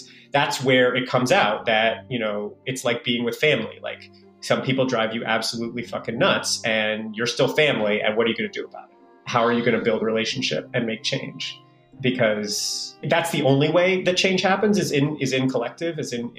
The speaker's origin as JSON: {"language": "English", "town": "New York City", "region": "New York", "country": "United States", "tie": "born or raised there", "said": "I was born in the Bronx. I live and work in the Bronx"}